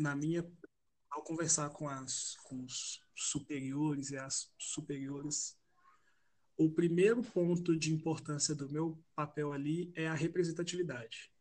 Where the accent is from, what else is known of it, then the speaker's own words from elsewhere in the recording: Belo Horizonte, Minas Gerais, Brazil; sou de Belo Horizonte